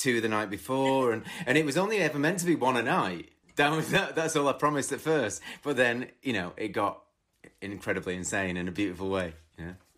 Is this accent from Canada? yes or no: no; twenty miles outside of Manchester, North West England, United Kingdom; I grew up twenty miles outside of Manchester